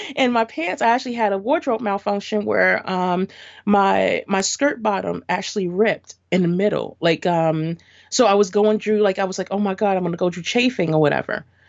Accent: New York City, New York, United States; So, I grew up in Brooklyn. Um, and I still am in Brooklyn.

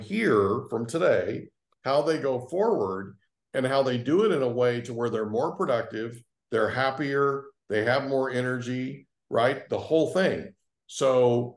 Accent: Oklahoma, United States; I grew up in Oklahoma and it was farming

